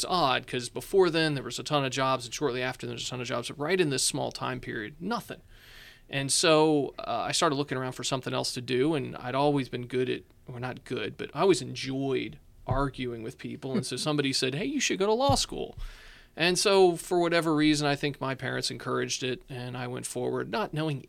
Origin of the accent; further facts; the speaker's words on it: Richmond, Virginia, United States; now in Winchester, United States; I'm originally from Richmond, went to law school in Charlottesville, got a job offer up here. Really had only been here once, and by here I mean Winchester, of course.